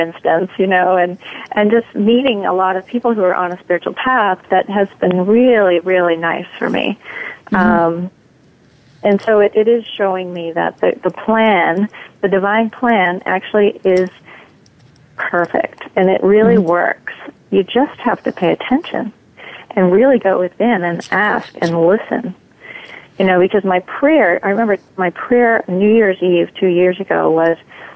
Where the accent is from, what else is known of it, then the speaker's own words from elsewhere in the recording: Maine, United States; moved away; also born or lived in New York / Wisconsin; I'm from Maine originally